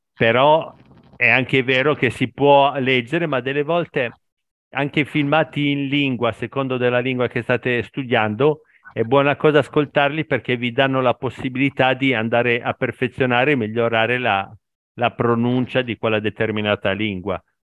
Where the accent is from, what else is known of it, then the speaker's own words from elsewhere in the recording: Italy; italiano al 100%, ab- eh, nato, cresciuto e vivo in Italia